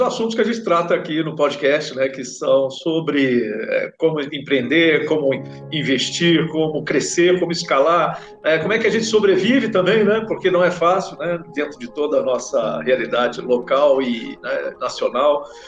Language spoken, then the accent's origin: Portuguese; Minas Gerais, Brazil